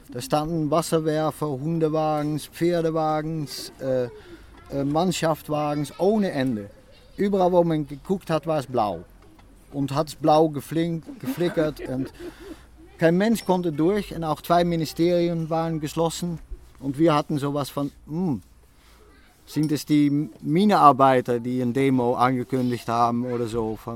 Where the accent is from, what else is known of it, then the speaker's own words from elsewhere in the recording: Netherlands; German is a second language; wir kommen auch aus den Niederlanden.